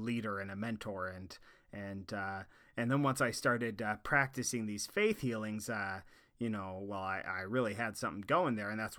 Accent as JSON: {"language": "English", "town": "Boring", "region": "Oregon", "country": "United States", "said": "I'm originally from Oregon, a little ways east of Portland, in a town called Boring, Oregon."}